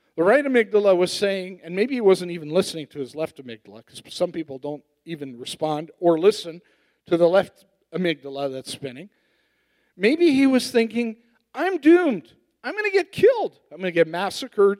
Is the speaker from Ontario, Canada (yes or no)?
no; Edmonton, Alberta, Canada; I'm from Edmonton